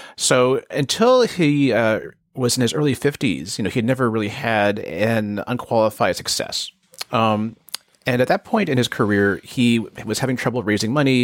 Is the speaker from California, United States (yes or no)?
yes; Bay Area, California, United States; I grew up in the Bay Area